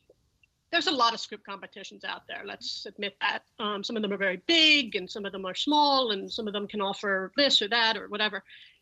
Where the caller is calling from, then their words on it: Los Angeles, California, United States; I am in Los Angeles, California.